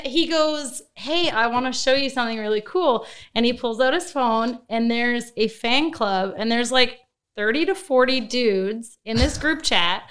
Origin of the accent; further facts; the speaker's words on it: Fort McMurray, Alberta, Canada; I was from Fort McMurray. So I'm an oil field girl.